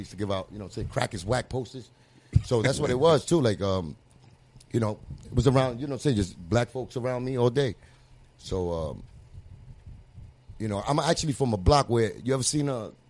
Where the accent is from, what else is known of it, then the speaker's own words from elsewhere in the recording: Puerto Rico; now in United States; It was just that mentality of mine, like coming into to really America, because I came from Puerto Rico. This was America, you know what I'm saying?